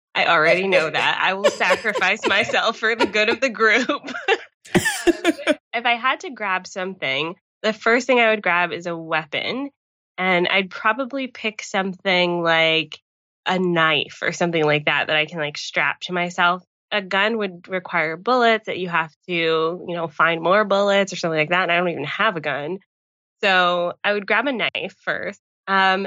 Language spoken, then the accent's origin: English; Atlanta, Georgia, United States; moved away as an adult; now in Niagara Falls, Canada; I'm from Atlanta, hot Atlanta